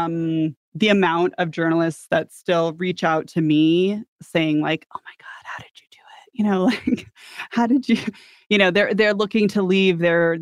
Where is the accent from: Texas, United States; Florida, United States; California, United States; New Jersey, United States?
California, United States; San Diego; I'm from San Diego